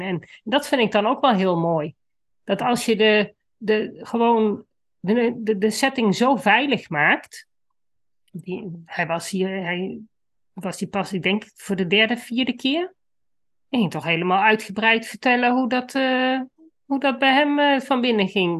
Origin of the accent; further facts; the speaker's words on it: Netherlands; ik kom van de Duitse grens, dus Duits was voor mij, toen ik op de middelbare school kwam, al redelijk gesneden koek.